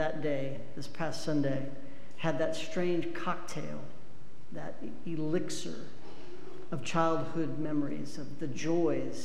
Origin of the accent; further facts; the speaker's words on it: Cheyenne, Wyoming, United States; moved away; also born or lived in Laramie, Wyoming; I was raised in Laramie and Cheyenne, Wyoming.